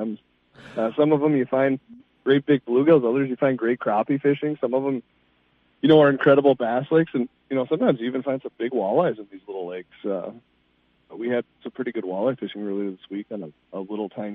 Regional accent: Two Harbors, Minnesota, United States; I grew up on the North Shore of Lake Superior in Two Harbors

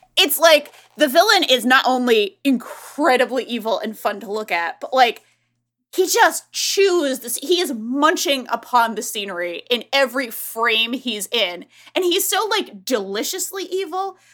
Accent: Northeast, United States; I'm from the Northeast

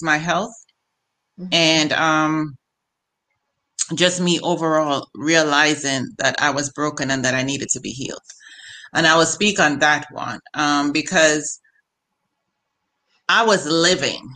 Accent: Jamaica; now in Maryland, United States; I am a Jamaican.

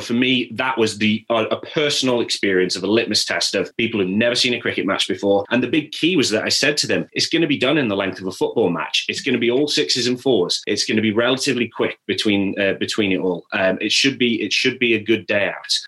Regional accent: Stoke-on-Trent, West Midlands, United Kingdom; I grew up in North Staffordshire.

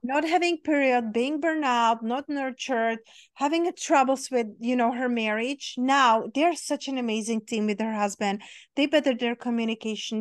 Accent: Czechia; now in Las Vegas, United States; I grew up in Czech Republic, in very small town, very small country

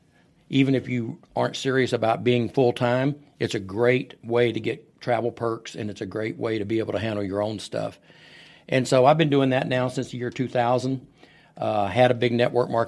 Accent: Irving, Texas, United States; also born or lived in Fort Worth, Texas / Paris, Texas; I was born in Fort Worth, Texas. Moved to Irving, Texas, the week President Kennedy got shot. I was in third grade, and I've lived here.

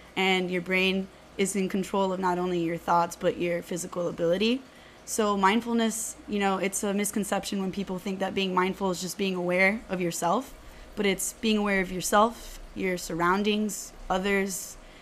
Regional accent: Miami, Florida, United States; I was born and raised here in Miami, so 305 till I die.

